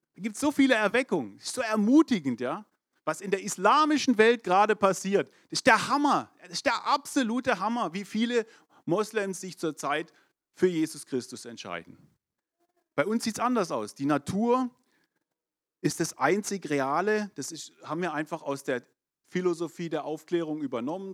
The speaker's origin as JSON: {"language": "German", "country": "Germany", "said": "Ich bin der Tatsache nach Deutscher"}